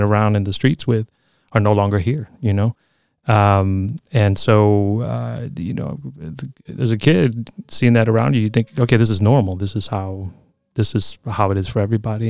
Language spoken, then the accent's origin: English; Chicago, Illinois, United States; moved away as an adult; also born or lived in California; now in Oakland, United States; I grew up in Logan Square in Chicago